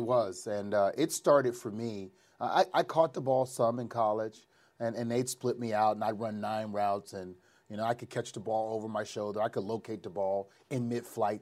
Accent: New Orleans, Louisiana, United States; It happened in my hometown

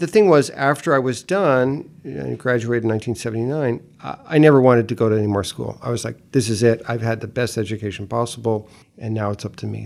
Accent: Greenwich, Connecticut, United States; also born or lived in Tennessee (ancestry) / northern Florida (ancestry); eventually moved from the, to Greenwich, from Greenwich Village to Old Greenwich, Connecticut. So, I went from one Greenwich to the another Greenwich.

